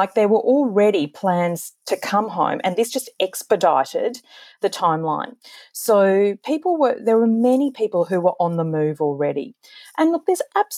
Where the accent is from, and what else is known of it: Australia